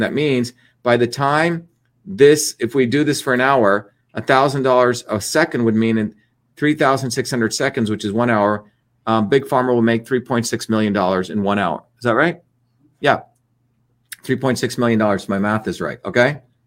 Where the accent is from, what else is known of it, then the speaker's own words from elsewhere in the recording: India; moved away; I grew up in a country which had, was called the untouchables, okay, which is what we were considered, right? The people that were dirty people, right? Um, a caste system in India